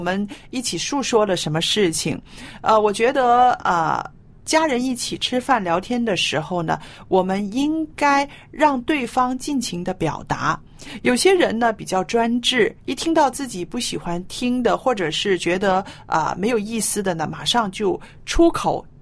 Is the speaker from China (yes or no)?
yes; China; 感恩就是我们中国人说的知足